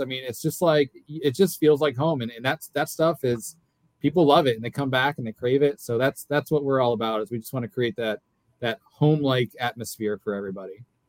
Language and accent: English; Fredonia, New York, United States; now in Hernando Beach, United States; I'm from Fredonia, Fredonia, New York